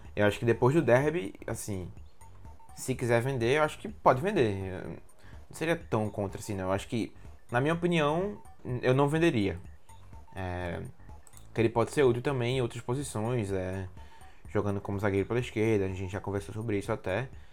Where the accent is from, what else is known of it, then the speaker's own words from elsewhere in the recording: Pernambuco, Brazil; na minha terra, é, terra Pernambuco